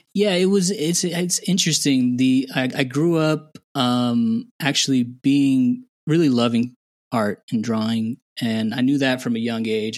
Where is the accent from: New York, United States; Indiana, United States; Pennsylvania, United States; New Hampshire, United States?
Indiana, United States; moved away as an adult; also born or lived in Houston; now in Guatemala; I was born and raised in Indiana